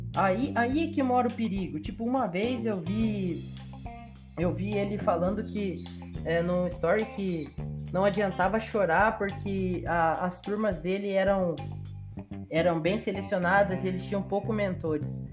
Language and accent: Portuguese; Brazil; eu sou brasileiro